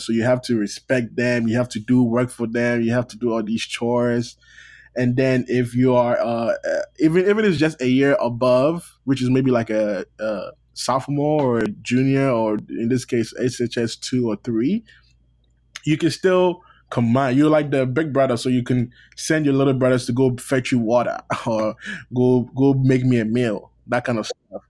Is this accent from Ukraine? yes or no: no; Ghana; moved away as an adult; now in United States; I'm Ghanaian